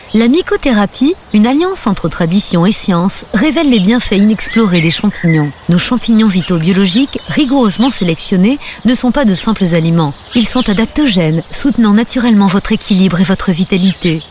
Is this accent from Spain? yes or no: no; the North, Hauts-de-France, France; accent: ch'ti; Moi, je suis du Nord, donc tout ce qui est CH, c'est ch'ti